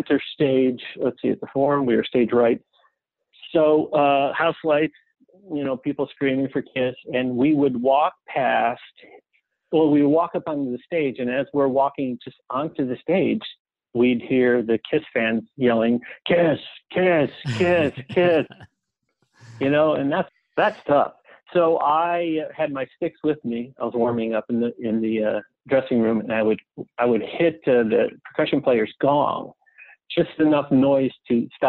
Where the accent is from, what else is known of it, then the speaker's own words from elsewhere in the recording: Cleveland, Ohio, United States; Eric and I are not only from the same city, but from the same high school